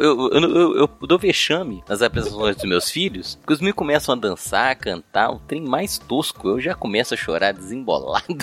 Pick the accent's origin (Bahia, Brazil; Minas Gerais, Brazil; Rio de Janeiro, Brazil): Minas Gerais, Brazil; aqui eu sou mineiro, né, aqui em Minas Gerais